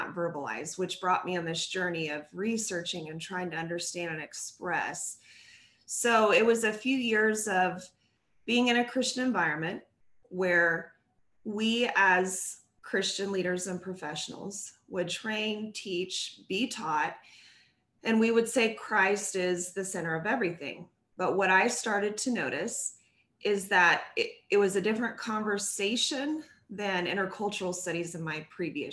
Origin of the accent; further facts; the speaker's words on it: San Diego, California, United States; San Diego, California, where I grew up.